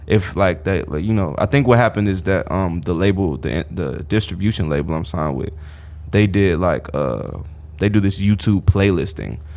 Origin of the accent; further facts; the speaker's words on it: South Holland, Illinois, United States; I'm from Chicago